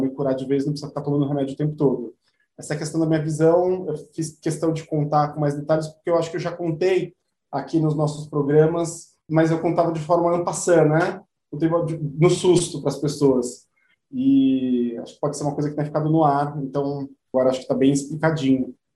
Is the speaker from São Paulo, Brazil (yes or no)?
yes; São Paulo, Brazil; Eu nasci em São Paulo, mas a minha família ela vem de diversos lugares do Brasil.